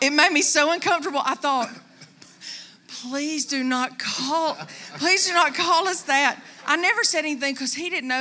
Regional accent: Coleman, United States; moved away as an adult; Growing up in Coleman

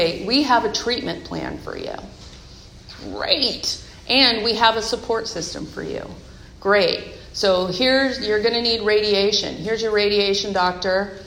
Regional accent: Bay Area, California, United States; now in Seattle area, United States; I'm from the Bay Area

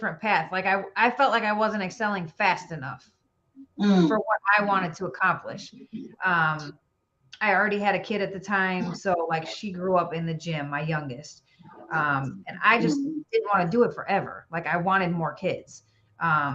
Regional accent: Illinois, United States; also born or lived in Chicago; now in Tennessee, United States; I'm from Illinois originally. I live in Tennessee now

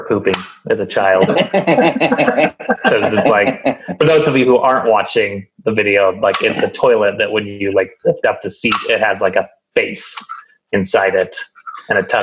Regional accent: Washington, United States; born or raised there

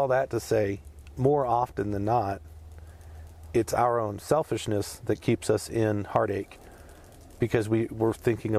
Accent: United States; we're American

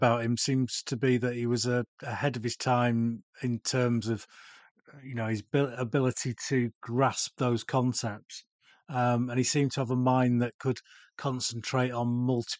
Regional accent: United Kingdom; certainly being British

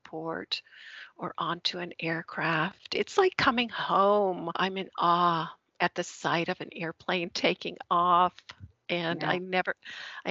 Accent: Vermont, United States; moved away as an adult; also born or lived in Winston-Salem, North Carolina; now in the South, United States; I grew up actually in Vermont

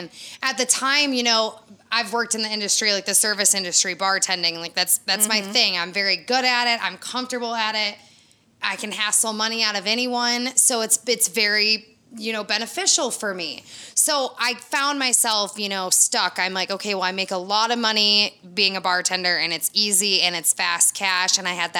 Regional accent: Michigan, United States; moved away as an adult; now in Florida, United States; born and raised in Michigan

